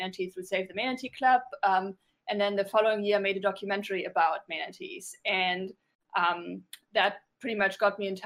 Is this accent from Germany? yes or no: yes; Germany; moved away as an adult; also born or lived in New York; I grew up in Germany, but moved to New York a while ago, and went to school there and started working in TV